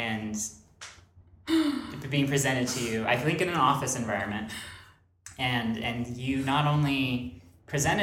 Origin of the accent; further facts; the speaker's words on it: Phoenix, Arizona, United States; I'm from Phoenix